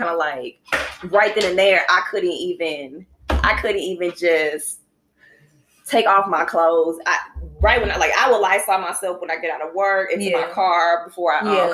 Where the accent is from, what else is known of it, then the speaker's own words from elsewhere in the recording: St. Louis, Missouri, United States; also born or lived in Huntsville, Alabama; We are born and raised in St. Louis, Alabama